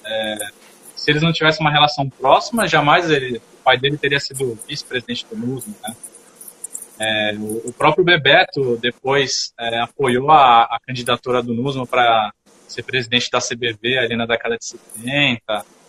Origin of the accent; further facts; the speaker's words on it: São Paulo, Brazil; eu sou de São Paulo